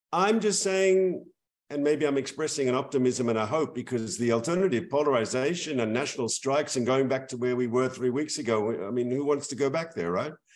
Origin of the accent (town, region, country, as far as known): Israel